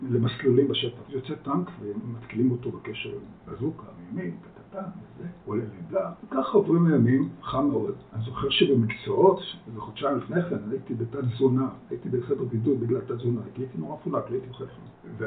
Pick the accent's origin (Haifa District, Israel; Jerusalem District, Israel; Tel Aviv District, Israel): Haifa District, Israel; Kiryat Tiv'on; Hebrew is a second language; also born or lived in Netherlands; נולדתי בהולנד למשפחה לא יהודית, והגענו לארץ שאני, הגענו, לא עלינו, כשאני בגיל 6 לקריית טבעון, שנחשבה בזמנו לסביון של המדינה